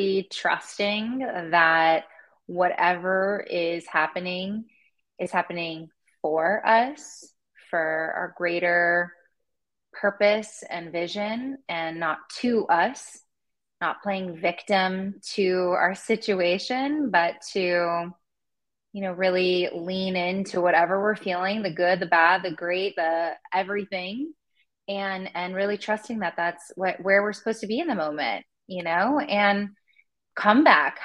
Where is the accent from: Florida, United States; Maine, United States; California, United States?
California, United States; Los Angeles; also born or lived in Madison, Wisconsin; I grew up in California, in Los Angeles